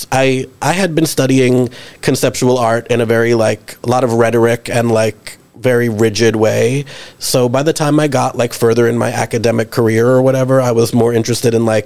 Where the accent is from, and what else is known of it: New York City, New York, United States; born or raised there